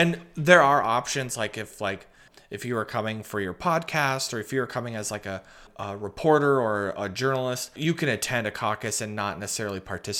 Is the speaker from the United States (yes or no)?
yes; Iowa, United States; Yeah, I was born and raised here in Iowa. I was born up by Waterloo, and then my family relocated down here when I was young to Dallas County.